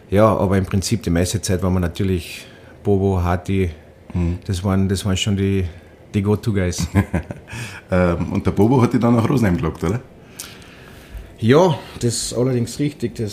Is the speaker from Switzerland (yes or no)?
no; Austria; da oben als Österreicher fallst du in die Bayern-Ecken rein